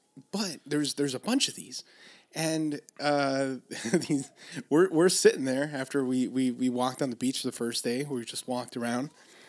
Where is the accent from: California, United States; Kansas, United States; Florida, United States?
California, United States; Los Angeles; oh, we're from LA. We're up here for a few days